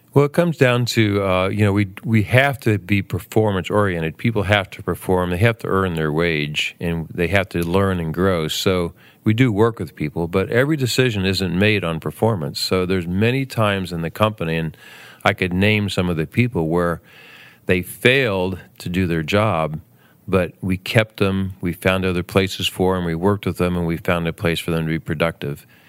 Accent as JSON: {"language": "English", "region": "Southern Ohio", "country": "United States", "tie": "born or raised there", "also_born_or_lived": "Bowling Green, Ohio", "said": "I grew up in Southern Ohio and moved north to Bowling Green, Ohio"}